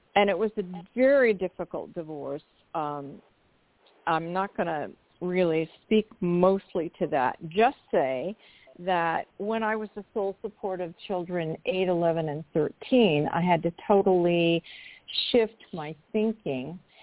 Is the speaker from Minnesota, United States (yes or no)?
no; Portland, Oregon, United States; I am originally from Portland, Oregon, and I lived in uh, the suburbs of the city, which at that time, I grew up in the 60s